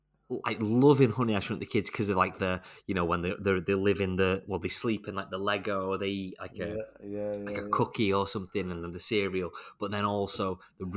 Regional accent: the Northwest, North West England, United Kingdom; I'm from the Northwest

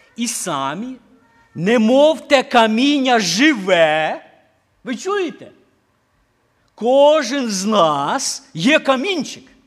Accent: Ukraine; moved away; хата на Україні

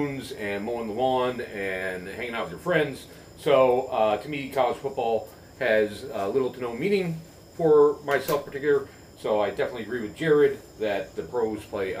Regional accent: Chicago, Illinois, United States; I grew up in the Chicagoland area.

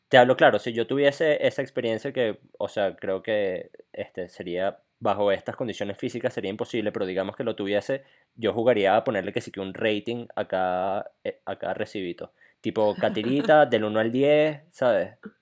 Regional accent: Venezuela; moved away; nosotros somos venezolanos

